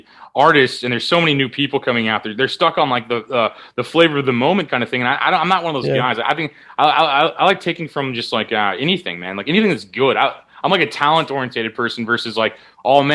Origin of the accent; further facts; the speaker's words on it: Midwest, United States; now in Los Angeles, United States; I'm from the Midwest